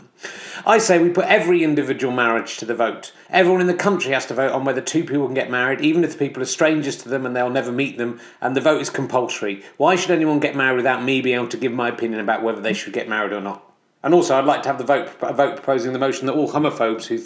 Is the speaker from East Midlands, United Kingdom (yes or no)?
no; Somerset, South West England, United Kingdom; I'm from Somerset